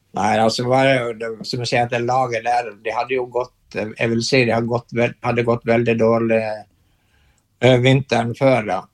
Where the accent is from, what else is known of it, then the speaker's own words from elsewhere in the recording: Brekke parish, Vestland, Norway; moved away as an adult; also born or lived in Bergen / Canmore, Canada; jeg er født i Brekke sogn, som uh, er sted, det stedet hvor det regner mest i Norge